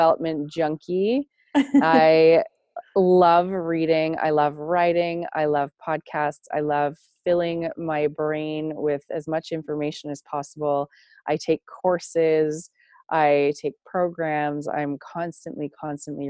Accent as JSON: {"language": "English", "town": "Toronto", "region": "Ontario", "country": "Canada", "tie": "born or raised there", "said": "I grew up in the outskirts of Toronto, Ontario, Canada, and I moved to a small town in rural Canada, rural Ontario, when I was a preteen"}